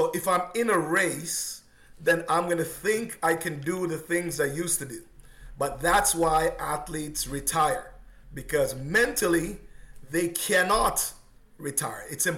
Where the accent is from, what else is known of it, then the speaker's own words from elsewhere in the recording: Oakville, Ontario, Canada; also born or lived in Jamaica; suburb of Oakville. That's hometown. That's where I've been. My parents moved here many years ago. So I came from Jamaica to here, and I still got a house here.